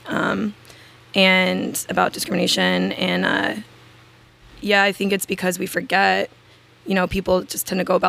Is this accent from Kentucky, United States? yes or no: yes; Louisville, Kentucky, United States; also born or lived in Denver; Louisville's my hometown.